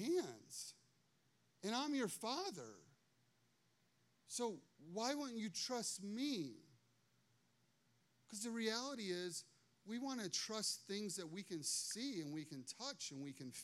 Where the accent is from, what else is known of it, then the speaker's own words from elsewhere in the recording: Chicago, Illinois, United States; now in Morrow, Ohio, United States; I grew up in Chicago